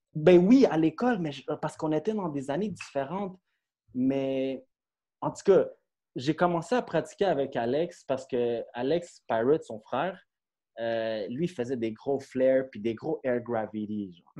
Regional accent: Brossard, Quebec, Canada; also born or lived in Longueuil; je viens de Brossard, dans le fond. Euh, je suis né à Longueuil, mais j'ai grandi à Brossard dans le secteur

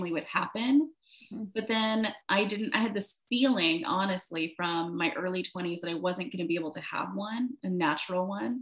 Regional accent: Virginia, United States; moved away; also born or lived in Charlotte, North Carolina / Baltimore; I grew up in Virginia

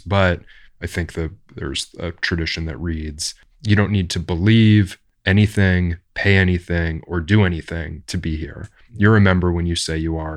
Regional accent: Orange County, California, United States; I grew up in Orange County

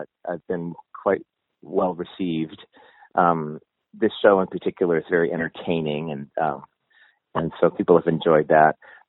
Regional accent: Montana, United States; moved away; being a gay person and growing up as a gay kid in Montana in the 60s

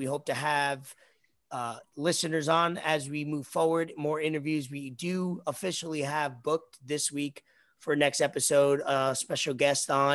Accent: United States; We grew up in New York, New Jersey

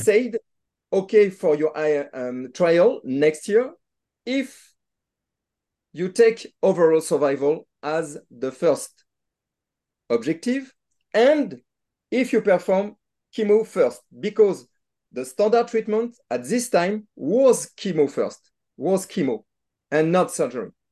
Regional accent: Nantes, Pays de la Loire, France; I'm not from Lyon, but from Nantes, but it's, uh, same, uh, country, it's France

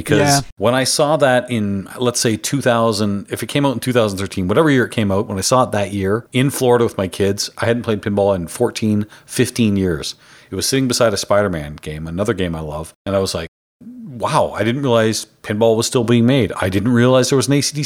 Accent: Canada; I'm the Canadian

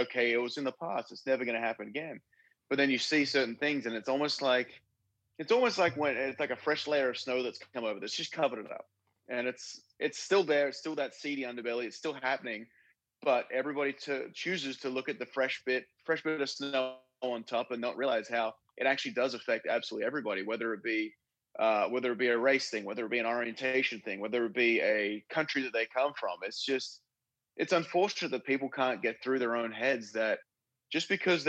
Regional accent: Australia; also born or lived in Chicago; now in Florida, United States; I'm Australian

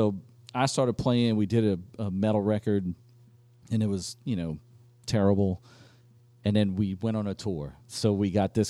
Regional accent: Metairie, Louisiana, United States; because I'm from Metairie.

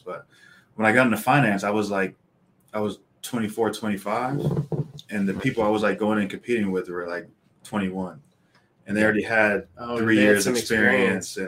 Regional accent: Corona, California, United States; also born or lived in Los Angeles; I'm from LA. I was born in LA, but I grew up in Corona

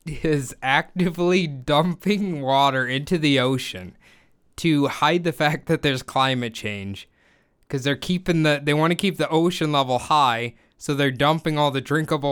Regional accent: United States; being an American

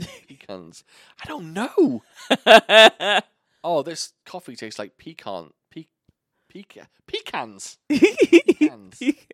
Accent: United Kingdom; moved away; I pronounce it auntie. Because I'm fucking British.

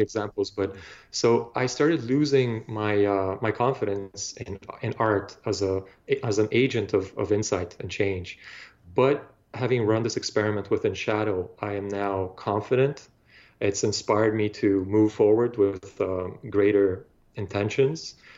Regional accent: Bulgaria; now in Toronto, Canada; I grew up in Bulgaria

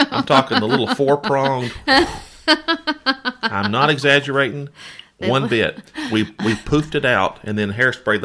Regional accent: Roland, Oklahoma, United States; moved away as an adult; now in Arkansas, United States; I grew up right on the border of Oklahoma and Arkansas, right on Interstate 40 in a little town called Roland

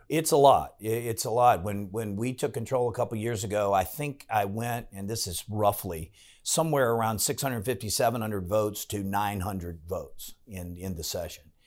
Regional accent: Farmville, Virginia, United States; moved away as an adult; now in Williamsburg, United States; I grew up in Farmville

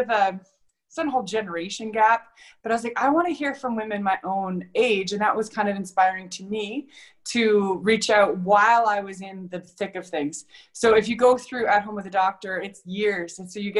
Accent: Ontario, Canada; moved away as an adult; also born or lived in Alberta; I was born and raised in Ontario

